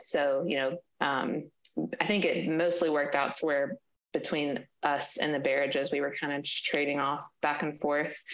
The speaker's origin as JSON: {"language": "English", "region": "Mississippi", "country": "United States", "also_born_or_lived": "Washington, D.C.", "moved": "yes", "lives_now": "Maryland, United States", "said": "we're from Mississippi, so our family's not close"}